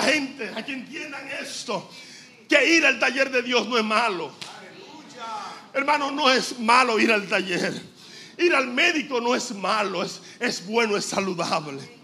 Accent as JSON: {"language": "Spanish", "country": "Dominican Republic", "said": "como decimos dominicanos"}